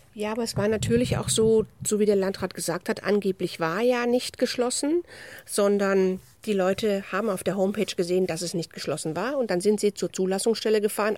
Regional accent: Rhineland, Germany; ich bin eine rheinische Frohnatur

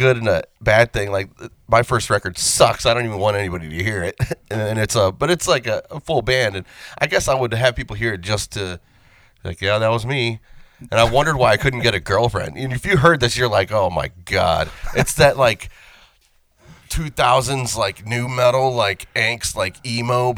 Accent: Vermilion, Ohio, United States; We're from Vermilion High School.

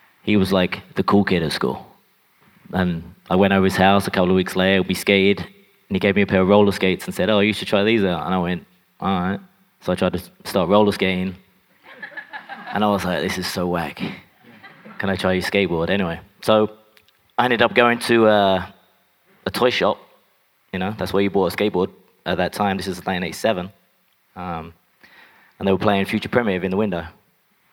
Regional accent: England, United Kingdom; growing up in England

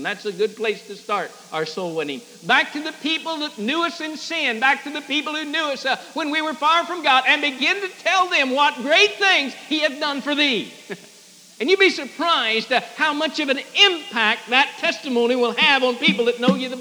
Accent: Fishhook, Illinois, United States; But to me, hometown is Fishhook, Illinois, the Manley farm

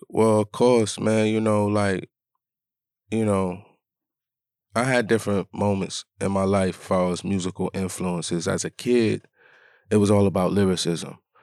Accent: Rochester, New York, United States; Born and raised in Rochester, New York, upstate New York

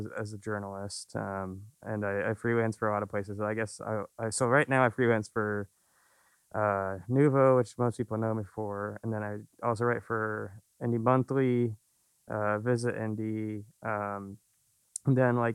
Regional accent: Indianapolis, Indiana, United States; also born or lived in Muncie, Indiana; the only time I wasn't really in Indy was when I was at Ball State

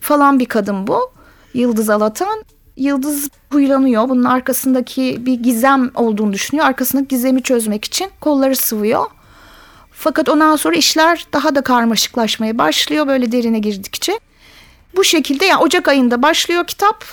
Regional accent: Zonguldak, Turkey; Ben Zonguldaklıyım.

